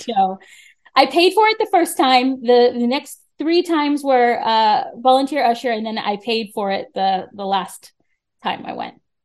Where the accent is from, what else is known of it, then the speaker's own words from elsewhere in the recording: Florida, United States; moved away as an adult; now in New York, United States; I'm from Florida originally